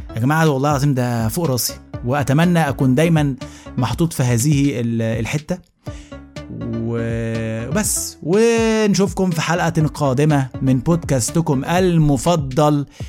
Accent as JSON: {"language": "Arabic", "country": "Egypt", "moved": "yes", "lives_now": "Jordan", "said": "أنا من مصر"}